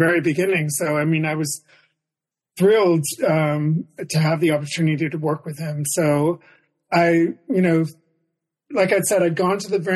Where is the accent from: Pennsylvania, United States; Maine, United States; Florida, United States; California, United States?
Maine, United States; now in New York City, United States; I grew up in Maine